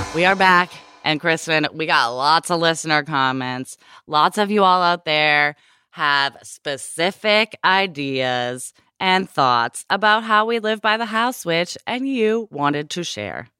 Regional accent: Portland, Oregon, United States; I grew up in the Pacific Northwest where everyone fucking smudges

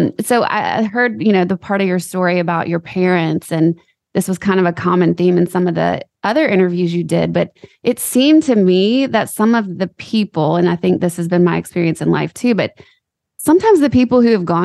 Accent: Louisiana, United States; I'm from Louisiana

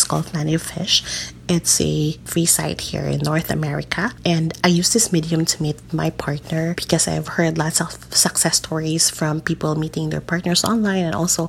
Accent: Philippines; I'm a Filipina.

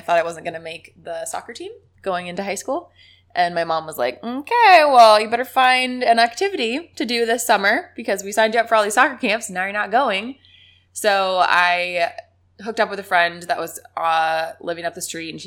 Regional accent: Beaverton, Oregon, United States; also born or lived in Florida / New Mexico; I was in Beaverton, Oregon

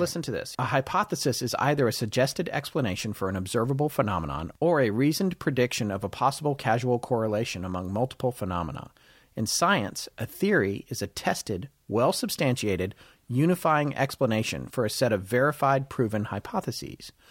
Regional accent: North Carolina, United States; also born or lived in California / Denver, Colorado; until I was an eight or nine, I lived in Denver, Colorado, and my mom and I moved back to North Carolina, where the bulk of her family was.

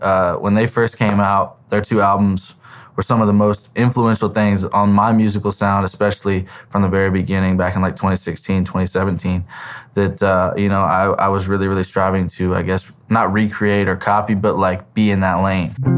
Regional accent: Terre Haute, Indiana, United States; moved away; back in my hometown of Terre Haute

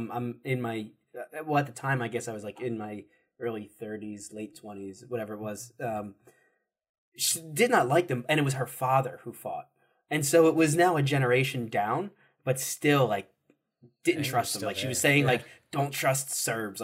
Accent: United States; an American who has lived through these wars too

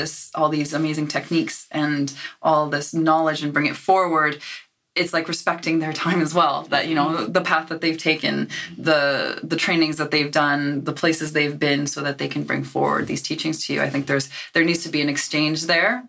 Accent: Canada; moved away as an adult; now in Aberdeen, United Kingdom; I'm from Canada

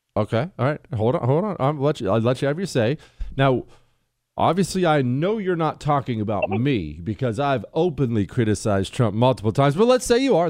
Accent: United States; I'm an American. I speak English

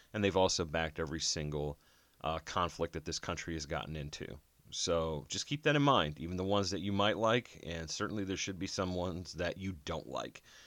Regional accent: Jersey City, New Jersey, United States; I was born in Jersey City

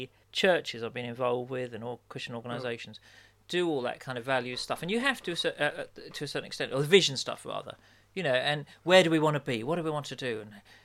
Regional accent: United Kingdom; being British

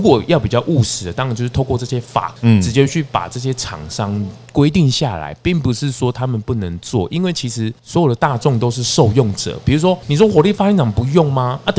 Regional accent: Changhua County, Taiwan; 大大家都好了，我彰化人呢，啊，我回去的时候我都看到台中很奇怪

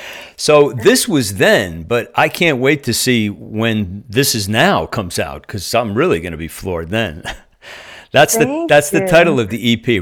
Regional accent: New Jersey, United States; like I'm transplanted from New Jersey and I've been here a little over a year.

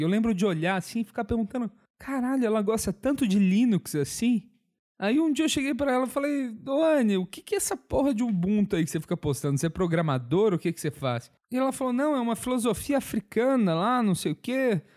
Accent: Viçosa, Minas Gerais, Brazil; Eu sou de Viçosa

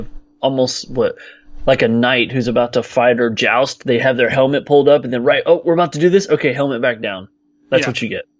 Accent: Texas, United States; people like me from Texas, because we're all cowboys here.

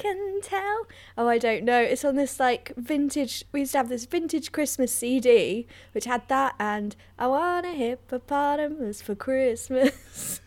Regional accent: London, United Kingdom; I grew up in London, just in North London there

